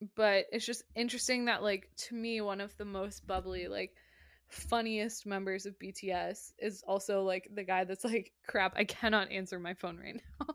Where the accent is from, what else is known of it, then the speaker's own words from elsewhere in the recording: United States; I'm American.